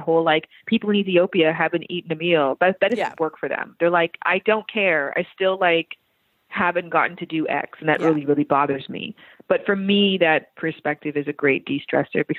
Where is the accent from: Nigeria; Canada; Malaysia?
Canada; moved away as an adult; also born or lived in Toronto (Centennial College); now in United States; I am from Canada.